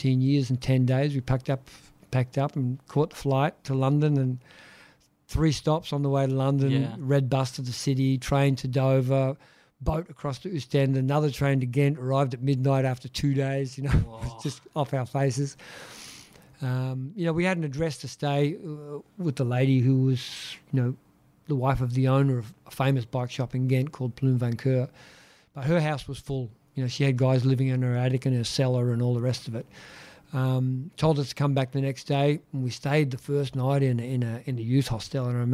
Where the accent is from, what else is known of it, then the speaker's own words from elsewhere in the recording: Australia; moved away as an adult; growing up in Australia